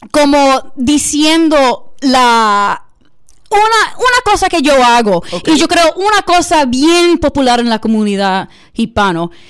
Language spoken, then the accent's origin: Spanish; Dominican Republic; yo soy dominicano, eso yo necesito poner un poquito de bachata.